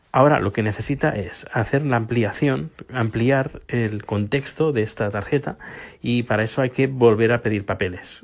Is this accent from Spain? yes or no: yes; Spain; now in Sweden; ahora soy sueco y soy español